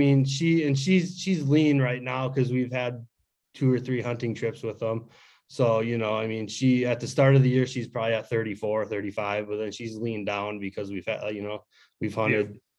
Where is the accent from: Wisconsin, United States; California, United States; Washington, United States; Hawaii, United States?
Wisconsin, United States; northwest; moved away as an adult; now in Twin Cities, United States; I'm originally from Wisconsin, the northwest portion of Wisconsin, small town, born and raised. Work kind of brought me down to the cities